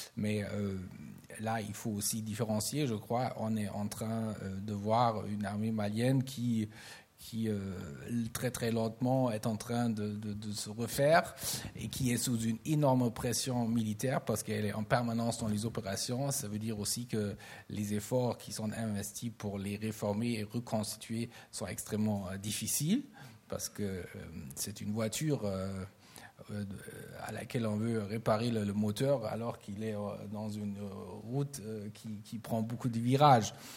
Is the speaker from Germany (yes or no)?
yes; Germany; en tant qu'Allemand